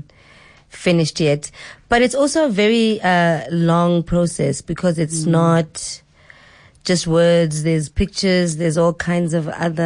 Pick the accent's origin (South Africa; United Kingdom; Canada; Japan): South Africa; Mqanduli, Eastern Cape; I'm originally from the Eastern Cape. I'm from Mganduli, which is along the Wild Coast